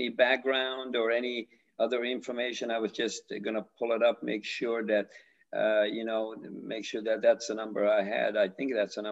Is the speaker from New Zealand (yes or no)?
no; Canada; I'm from Canada